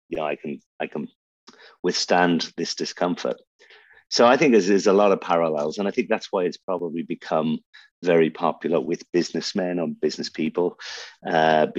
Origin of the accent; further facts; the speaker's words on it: Buncrana, County Donegal, Ireland; accent: Irish; also born or lived in Birmingham, England; now in Dubai, United Arab Emirates; we landed in Donegal, which a place called Buncrana